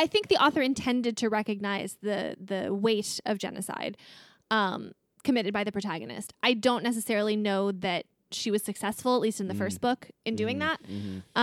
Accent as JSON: {"language": "English", "country": "United States", "said": "as an American"}